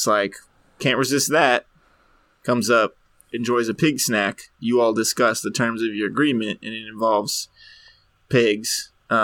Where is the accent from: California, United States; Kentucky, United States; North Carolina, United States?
Kentucky, United States; We're from Kentucky